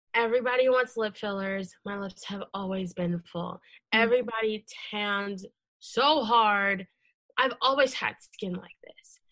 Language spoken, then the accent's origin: English; Leesburg, Virginia, United States; I grew up in in Loudoun County in Leesburg